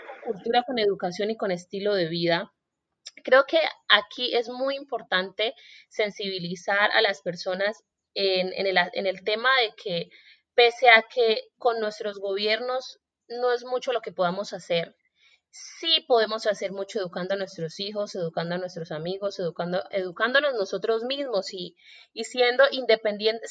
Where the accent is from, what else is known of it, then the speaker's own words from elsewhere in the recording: Colombia; yo soy colombiana